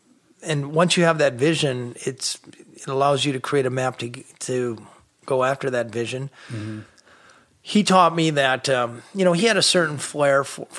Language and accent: English; Minnesota, United States; And I come from Minnesota, and he lived this big life.